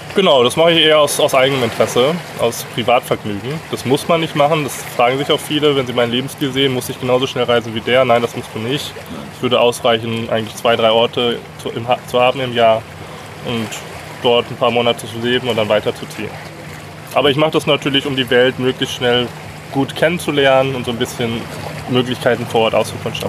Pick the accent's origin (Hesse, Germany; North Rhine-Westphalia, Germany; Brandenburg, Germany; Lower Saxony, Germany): North Rhine-Westphalia, Germany; Herford; moved away as an adult; Ich habe schon noch relativ großen Bezug zu meiner Heimatstadt in Deutschland. Ich komme aus Herford in Ostwestfalen.